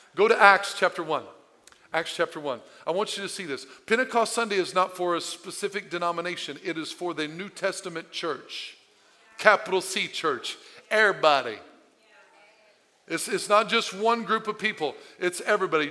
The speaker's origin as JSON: {"language": "English", "region": "Southern Illinois", "country": "United States", "tie": "born or raised there", "said": "I, I, was born and raised in Southern Illinois"}